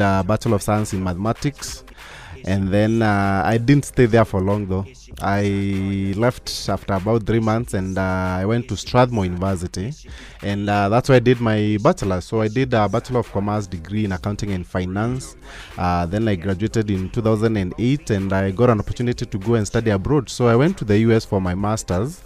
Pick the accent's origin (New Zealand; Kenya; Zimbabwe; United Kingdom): Kenya; Meru County; moved away as an adult; now in United States; I grew up in Meru County